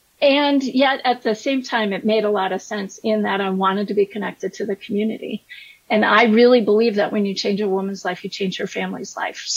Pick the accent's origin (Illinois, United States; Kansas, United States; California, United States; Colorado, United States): Colorado, United States; Colorado Springs; moved away as an adult; also born or lived in Chicago; I'm a fifth generation Coloradan, so I grew up in Colorado Springs